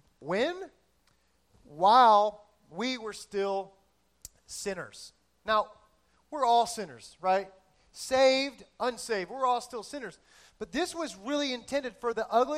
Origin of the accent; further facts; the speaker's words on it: South Florida, United States; I'm from South Florida